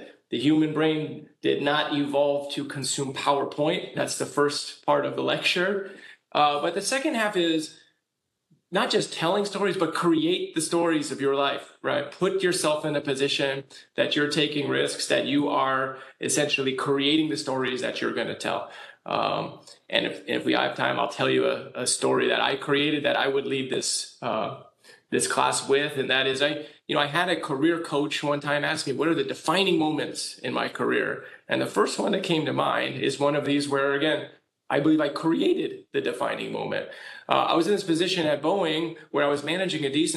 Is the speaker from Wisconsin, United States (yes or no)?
no; California, United States; I'm from California. Here we kind of just move on from earthquakes